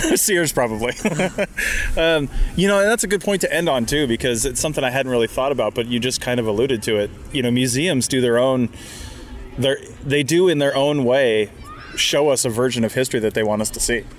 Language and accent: English; West Coast, United States; growing up on the West Coast